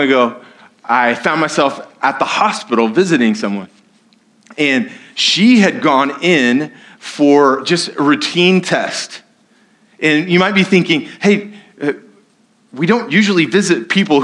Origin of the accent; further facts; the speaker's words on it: United States; I'm an American